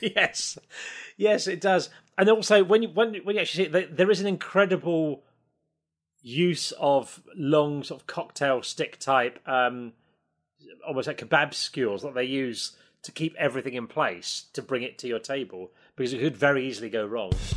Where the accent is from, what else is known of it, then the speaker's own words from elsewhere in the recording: Isle of Sheppey, Kent, South East England, United Kingdom; I'm from the Isle of Sheppey in Kent